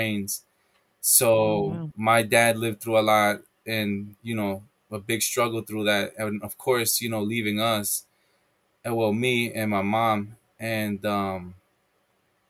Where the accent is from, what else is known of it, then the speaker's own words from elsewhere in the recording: New York City, New York, United States; also born or lived in El Salvador; I was born in Queens, Jamaica Hospital.